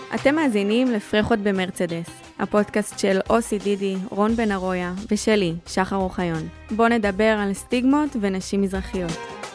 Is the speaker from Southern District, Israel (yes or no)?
yes; Sderot, Southern District, Israel; אני משדרות